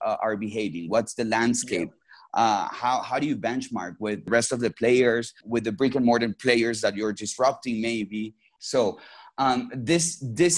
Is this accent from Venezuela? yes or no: yes; Venezuela; moved away as an adult; also born or lived in Mexico / Boston; I was born and raised in Venezuela and came in Mexico for undergrad studies